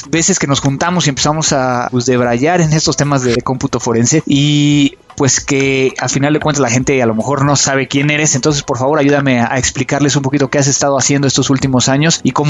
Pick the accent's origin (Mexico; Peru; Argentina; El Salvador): Mexico; Veracruz; now in Monterrey, Mexico; Claro que adoptado porque soy jarocho.